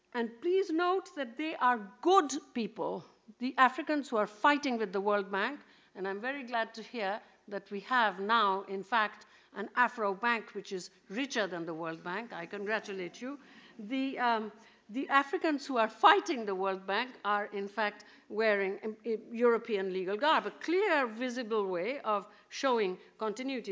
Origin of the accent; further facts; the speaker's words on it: Kolkata, West Bengal, India; I'm Indian